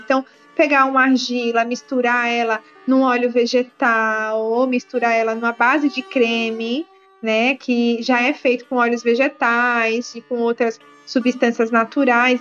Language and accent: Portuguese; Maceió, Alagoas, Brazil; vou falar aqui de Maceió, que é da minha terra